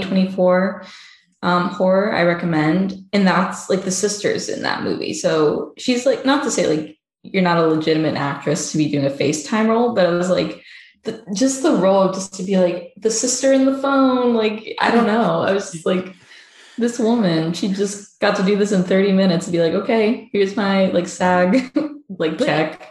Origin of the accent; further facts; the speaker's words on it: Jacksonville, Florida, United States; moved away as an adult; I grew up in Jacksonville, so that's basically southern Georgia